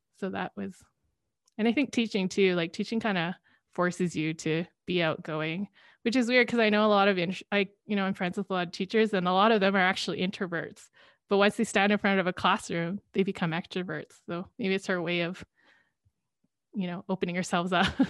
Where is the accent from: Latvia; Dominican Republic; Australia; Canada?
Canada; working abroad as a Canadian